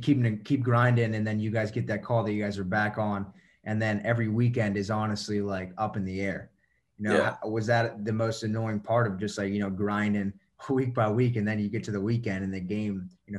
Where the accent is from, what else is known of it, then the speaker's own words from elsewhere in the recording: Northern Virginia, United States; growing up in Northern Virginia, right outside of DC